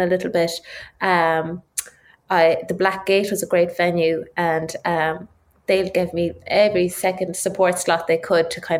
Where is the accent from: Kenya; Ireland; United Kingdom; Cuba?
Ireland; I started like every rural child in Ireland on the tin whistle at five